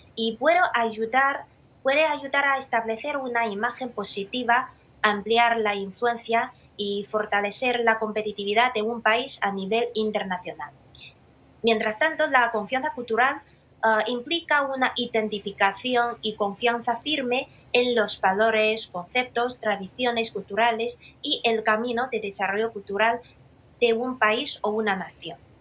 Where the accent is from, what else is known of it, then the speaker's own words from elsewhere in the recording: Xi'an, Shaanxi, China; mi ciudad natal, Xi'an, como una antigua capital cultural